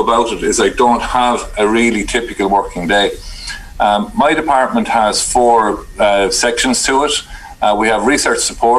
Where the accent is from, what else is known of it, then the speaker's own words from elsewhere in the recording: New Ross, Leinster, Ireland; now in Carlow, Ireland; I was born and reared just outside of New Ross in County Wexford